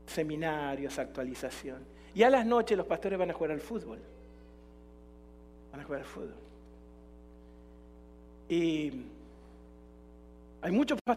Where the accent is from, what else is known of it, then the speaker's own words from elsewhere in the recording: Jalisco, Mexico; Somos de Jalisco, no nos rajamos nunca, le metemos para adelante, ¿no?